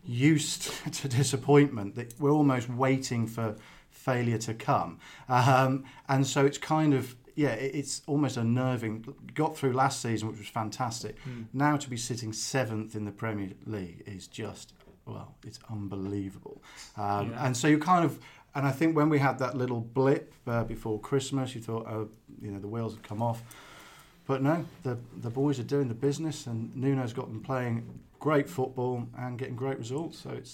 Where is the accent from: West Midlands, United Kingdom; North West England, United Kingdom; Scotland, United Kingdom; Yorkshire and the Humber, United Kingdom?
West Midlands, United Kingdom; Wolverhampton; moved away as an adult; also born or lived in London; now in Surrey, United Kingdom; Born and bred in Wolverhampton, grew up in Finchfield, schooled at Technical College, and now living down, working in London, living in Surrey.